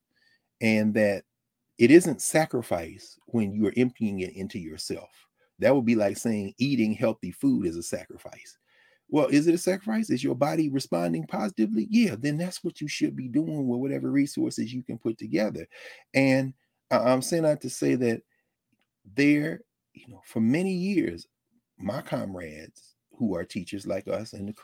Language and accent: English; Nashville, Tennessee, United States; many of us, myself included, growing up in Nashville, Tennessee